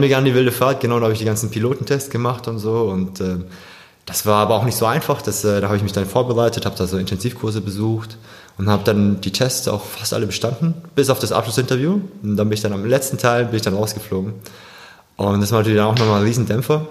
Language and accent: German; Swabia, Germany; gebürtiger Schwabe vielleicht noch, kann man das dazu sagen. Ja, bin aber koreanischer Abstammung